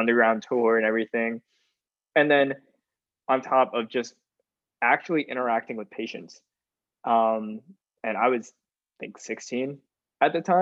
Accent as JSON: {"language": "English", "town": "Augusta", "region": "Georgia", "country": "United States", "tie": "born or raised there", "said": "I am also from Augusta, so I wasn't able to escape my hometown for too much"}